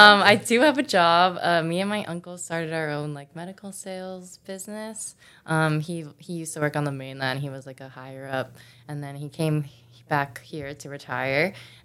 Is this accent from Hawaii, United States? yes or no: yes; Hawaii, United States; moved away as an adult; also born or lived in Missouri; growing up in Hawaii, like I never surfed really.